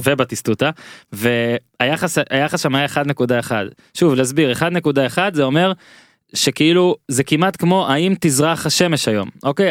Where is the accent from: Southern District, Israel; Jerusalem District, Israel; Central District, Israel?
Central District, Israel; Rishon LeZion; also born or lived in Rostov-on-Don, Russia; בין ראשון לרוסטוב, שני, שתי ערים שבהן הייתי ו, ו, וגדלתי ובגרתי